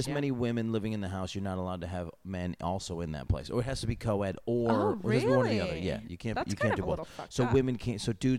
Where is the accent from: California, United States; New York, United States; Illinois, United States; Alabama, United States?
New York, United States; In New York State, which is what I know because I'm from New York State.